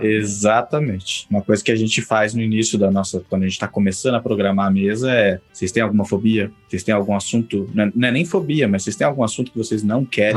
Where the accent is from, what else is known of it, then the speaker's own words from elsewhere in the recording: São Paulo, Brazil; a gente é aqui da, do estado de São Paulo